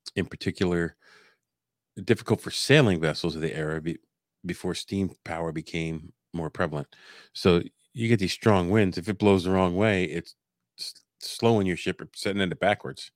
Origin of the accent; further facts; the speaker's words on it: Pennsylvania, United States; Pennsylvania, USA